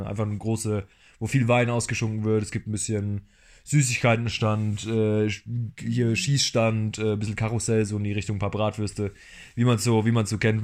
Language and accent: German; Rhineland-Palatinate, Germany; moved away as an adult; now in Berlin, Germany; ursprünglich aus der Pfalz.